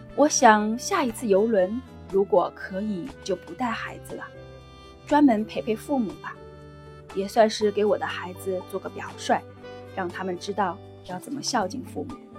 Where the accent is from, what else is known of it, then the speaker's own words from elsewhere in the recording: Yangtze River area, China; moved away as an adult; now in Singapore; 我的家乡是在长江边上的